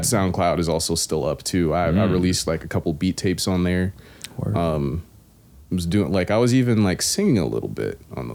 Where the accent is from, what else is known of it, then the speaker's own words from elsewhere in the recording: Raleigh, North Carolina, United States; Raleigh, North Carolina